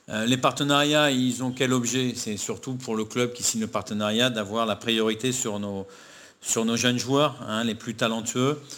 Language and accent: French; France; moi je suis français, ma, femme, mes enfants sont, ivoiriens